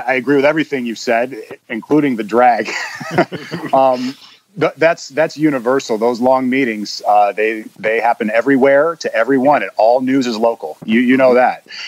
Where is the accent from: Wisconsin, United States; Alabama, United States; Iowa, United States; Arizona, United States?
Iowa, United States; Sioux City; also born or lived in Sheridan, Iowa / Clarinda, Iowa / Texas; I spent the bulk of the time growing up in Sioux City